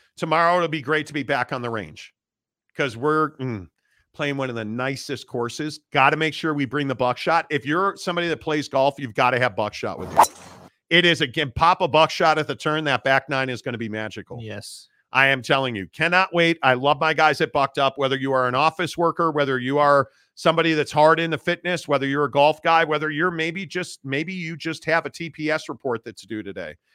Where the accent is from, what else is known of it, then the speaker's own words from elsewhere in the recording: Northbrook, Illinois, United States; I am from Northbrook, Illinois